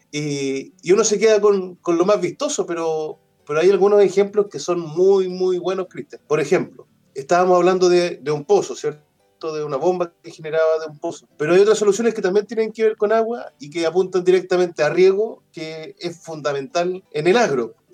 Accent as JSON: {"language": "Spanish", "town": "Pitrufquén", "region": "Araucanía", "country": "Chile", "tie": "born or raised there", "said": "Yo originariamente soy, soy de Pitrufquén, de una comunidad rural de Puraquina Alto, para los que conocen eso es de Pitrufquén, camino a Ñancul, por la parte sur del río Tortel."}